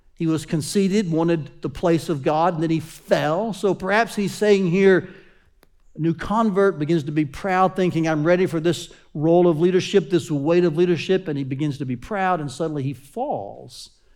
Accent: Chattanooga, Tennessee, United States; Growing up in Chattanooga, Tennessee, um, my pastor's name was Doctor Lee Robertson.

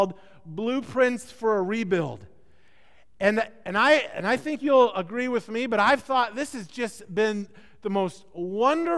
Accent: United States

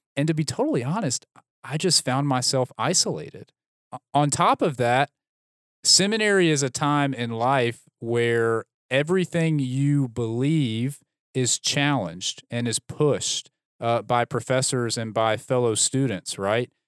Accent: Birmingham, Alabama, United States; also born or lived in Dallas; I grew up in Birmingham. I went to Birmingham Southern College for undergrad.

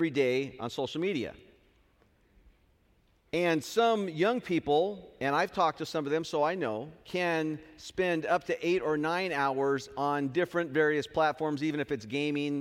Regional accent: Southern California, United States; now in Hanford, United States; I am from Southern California

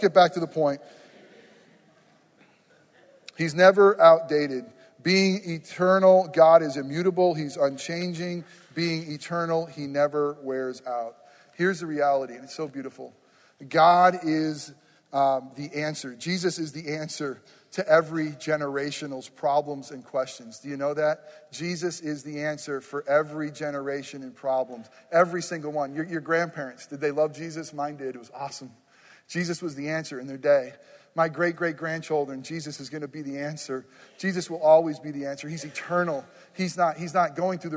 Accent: New York, United States; moved away; I grew up in New York, nowhere near the city

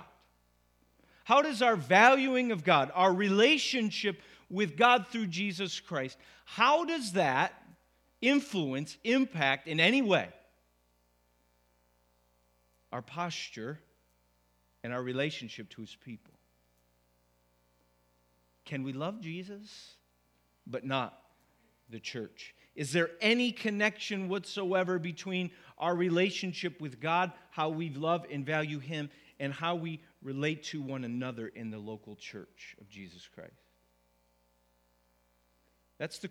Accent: Syracuse, New York, United States; also born or lived in Wolcott, New York; come back to Syracuse to plant a church here in my hometown.

